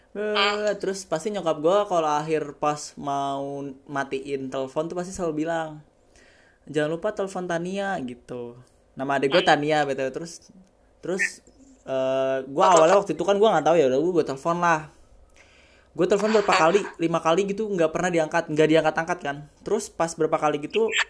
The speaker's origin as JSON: {"language": "Indonesian", "region": "Jakarta", "country": "Indonesia", "tie": "born there", "lives_now": "Yogyakarta, Indonesia", "said": "kan gue kan awalnya dari Jakarta kan. Maksudnya hmm. lahirnya dari Jakarta, terus gue pindah ke Jogja."}